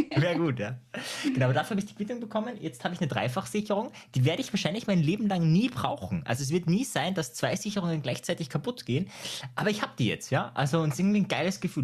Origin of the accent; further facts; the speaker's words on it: Austria; ich komme aus Österreich